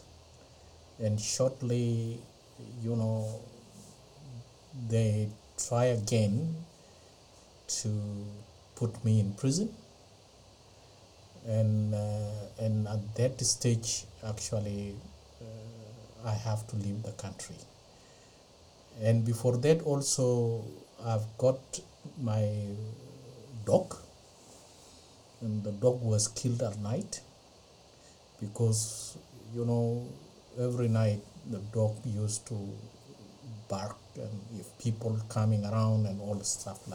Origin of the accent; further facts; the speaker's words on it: Ethiopia; moved away as an adult; now in Australia; originally I'm from Ethiopia, but now I'm a full citizen of Australia. I came to Australia on 31st of March 2004